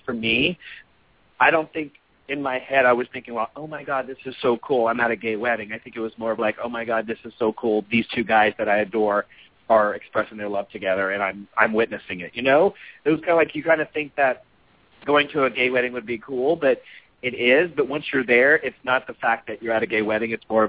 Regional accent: Louisiana, United States; born or raised there

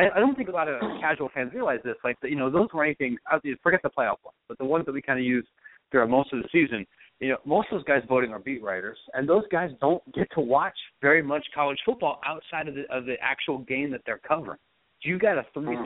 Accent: Columbus, Ohio, United States; I'm from Columbus. I'm an Ohio State guy.

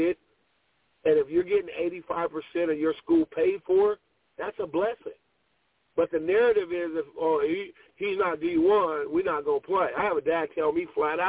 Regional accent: Pasadena, California, United States; I grew up in LA in Pasadena when Christian Okoye was at Azusa Pacific

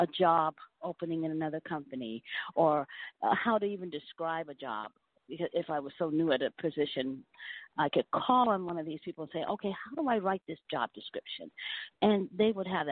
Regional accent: Stockton, California, United States; I was born and raised in Stockton, California

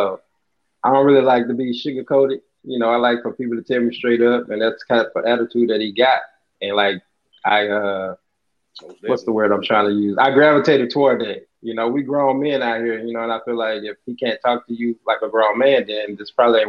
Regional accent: Louisiana, United States; I'm from Louisiana, so I went to Bossier Parish

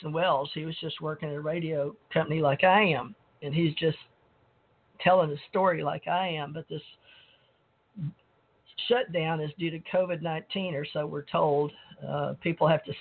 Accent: Monroe, Louisiana, United States; now in Gulf Breeze, United States; I grew up around KNOE, so I learned from the time I was born in Monroe, Louisiana

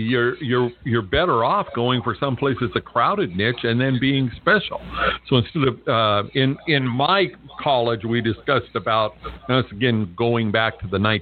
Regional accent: California, United States; now in Las Vegas, United States; I grew up in California. I live in Las Vegas right now

